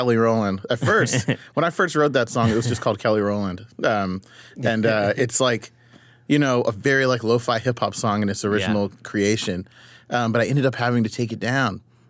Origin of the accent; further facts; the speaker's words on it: Ipswich, East of England, United Kingdom; born there; So I was born in Ipswich, Suffolk, in the UK. My dad was a military person.